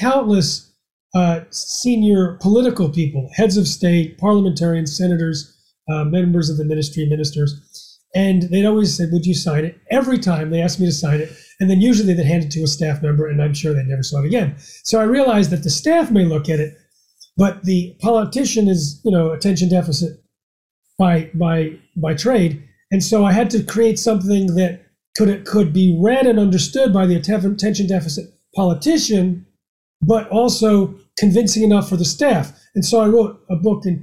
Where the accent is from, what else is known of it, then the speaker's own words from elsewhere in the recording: United States; as an American